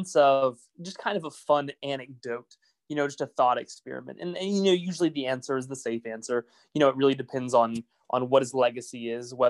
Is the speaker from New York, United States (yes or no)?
no; Oklahoma, United States; I'm from Oklahoma. I'm from a pretty rural area